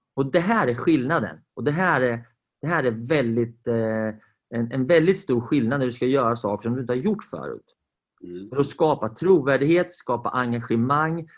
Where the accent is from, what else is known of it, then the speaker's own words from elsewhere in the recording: Sweden; Vi är ju svenskar